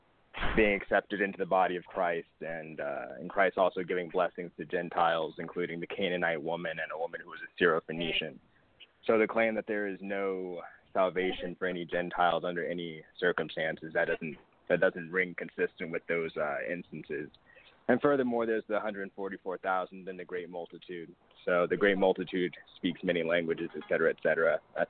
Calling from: Phoenix, Arizona, United States; I'm calling from Phoenix, Arizona.

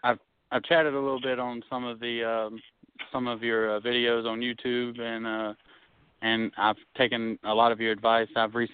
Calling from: Alabama, United States; I'm calling from Bama.

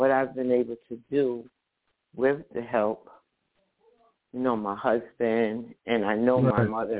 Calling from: New Jersey, United States; I'm calling from New Jersey.

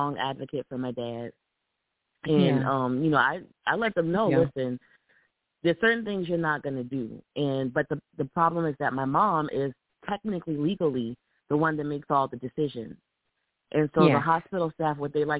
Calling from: Columbia, South Carolina, United States; I'm calling from Columbia, South Carolina.

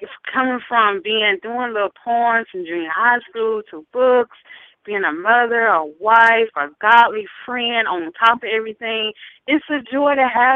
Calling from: South Carolina, United States; I'm calling from Beverly's hometown, from Gadsby, South Carolina

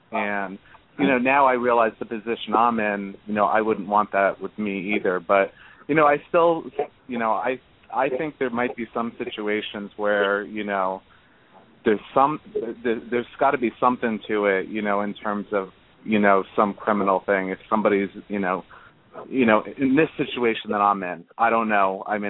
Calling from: Long Island, New York, United States; calling from Long Island, New York.

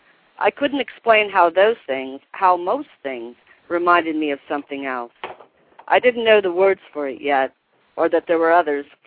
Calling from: Selah, Washington, United States; From Selah, Washington.

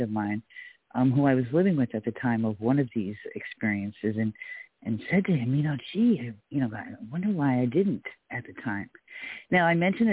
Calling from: San Diego, California, United States; I'm calling from San Diego

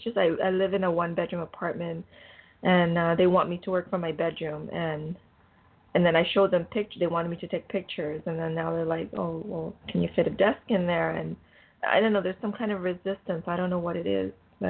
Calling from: Canada; I'm calling from Canada.

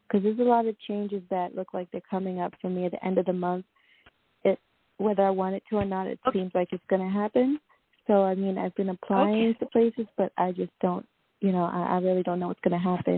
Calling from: Long Island, New York, United States; I'm calling from New York, Long Island specifically.

